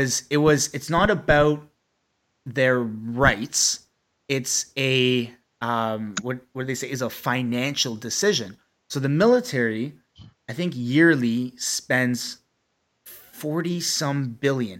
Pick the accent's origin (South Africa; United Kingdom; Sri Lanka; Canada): Canada; Ottawa, Ontario; we're childhood friends from Ottawa